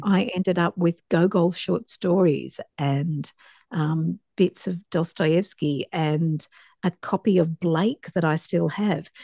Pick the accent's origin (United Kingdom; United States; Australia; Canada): Australia; Dapto, New South Wales; I grew up in Dapto, a working class suburb um, outside Wollongong in New South Wales